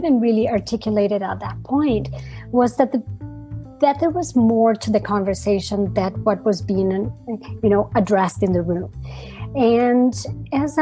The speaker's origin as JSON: {"language": "English", "country": "Brazil", "moved": "yes", "said": "I was coming from Brazil"}